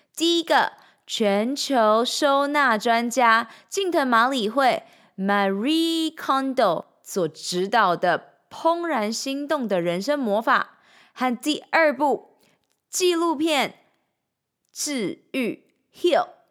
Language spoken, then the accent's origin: Chinese; Changhua County, Taiwan; moved away as an adult; also born or lived in Shanghai, China; now in Taipei, Taiwan; 三年前，我从上海搬回台湾从彰化老家上台北拼人生